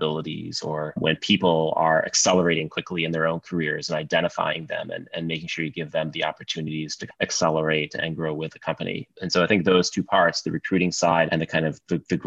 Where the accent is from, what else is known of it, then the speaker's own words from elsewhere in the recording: Sioux Falls, South Dakota, United States; I grew up in Sioux Falls, South Dakota